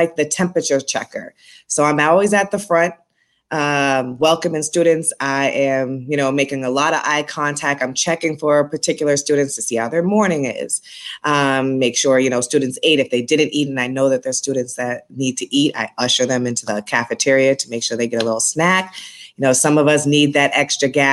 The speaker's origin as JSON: {"language": "English", "town": "Boston", "region": "Massachusetts", "country": "United States", "tie": "born or raised there", "moved": "yes", "lives_now": "Brooklyn, United States", "said": "I'm born and raised in Boston, Massachusetts. I have a little bit of an accent, so you'll hear that if I say certain words with an R in it"}